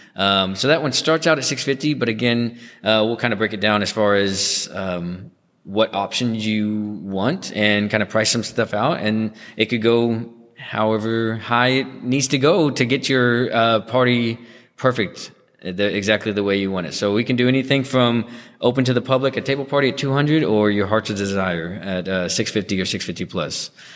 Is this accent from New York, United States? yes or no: no; Garland, Texas, United States; born and raised in Garland